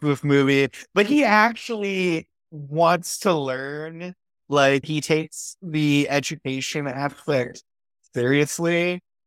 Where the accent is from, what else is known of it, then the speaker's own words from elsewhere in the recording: United States; as an American